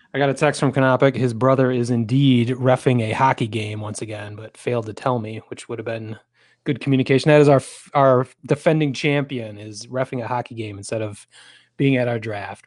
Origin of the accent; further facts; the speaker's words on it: Lansing, Michigan, United States; Lansing Lugnut, my hometown